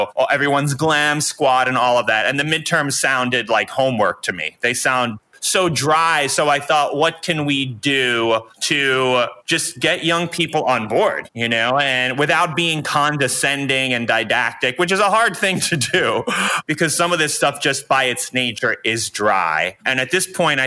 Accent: New York, United States; moved away as an adult; now in Los Angeles, United States; I grew up as a New Yorker

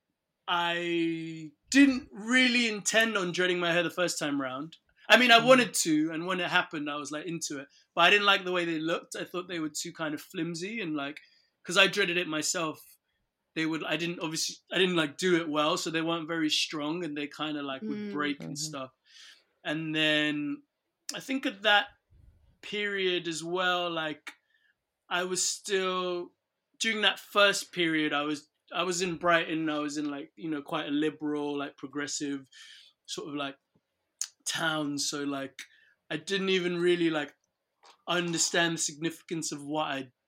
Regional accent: Nigeria; moved away; growing up in Nigeria

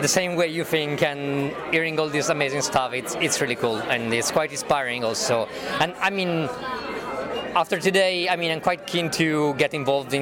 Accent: Italy; moved away as an adult; now in London, United Kingdom; I'm from Italy. Been in London for quite some time

